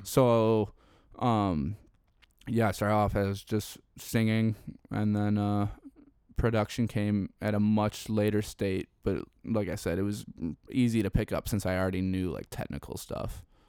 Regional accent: Chicago, Illinois, United States; I'm from Chicago

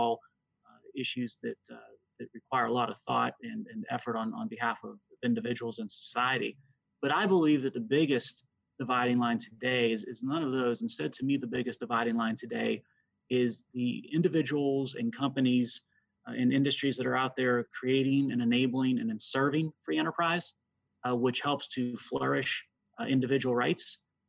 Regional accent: Pennsylvania, United States; my home state, the Commonwealth of Pennsylvania.

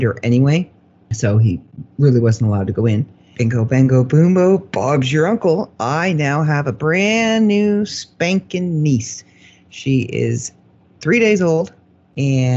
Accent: Canada; we're Canadian

